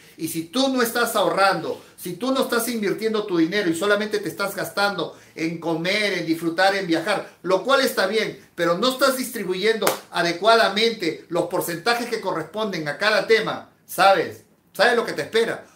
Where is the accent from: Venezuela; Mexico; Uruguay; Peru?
Peru; En mi país, en Perú